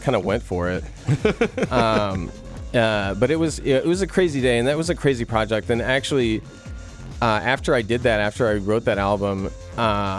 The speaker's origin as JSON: {"language": "English", "town": "Chicago", "region": "Illinois", "country": "United States", "tie": "born or raised there", "also_born_or_lived": "New Haven, Connecticut", "moved": "as an adult", "lives_now": "Los Angeles, United States", "said": "I grew up in the suburbs of Chicago"}